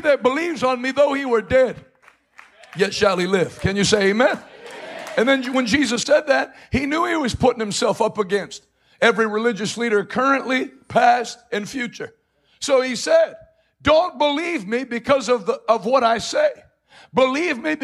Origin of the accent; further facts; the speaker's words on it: East Coast, United States; I'm from the East Coast, so we're straight to the point